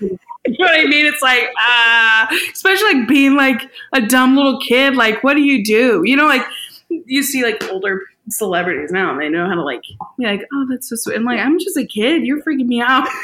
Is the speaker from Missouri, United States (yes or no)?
yes; St. Louis, Missouri, United States; I was born and raised in St. Louis